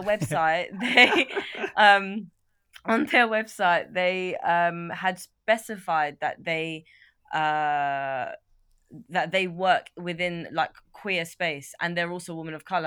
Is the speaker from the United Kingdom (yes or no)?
yes; London, United Kingdom; growing up in North London